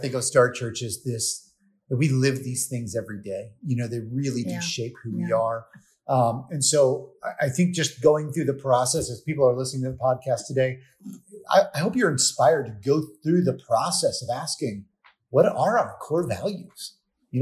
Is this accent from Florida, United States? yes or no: yes; Florida, United States; I'm from Florida. I instantly think about the sun going over the Gulf